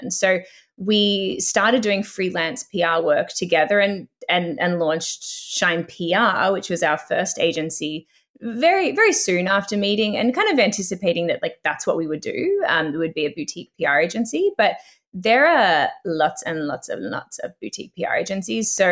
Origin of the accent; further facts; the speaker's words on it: Australia; now in Canada; I came to Canada from Australia